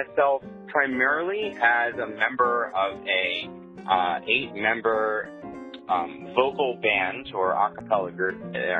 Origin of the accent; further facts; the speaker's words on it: New Jersey, United States; now in Annapolis, United States; I'm originally from New Jersey, and now I live in Annapolis, Maryland, which is a really, really pretty city.